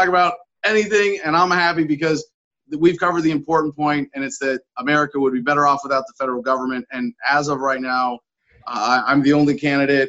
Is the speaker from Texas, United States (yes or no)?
no; San Francisco, California, United States; I was born in San Francisco, grew up around the Bay Area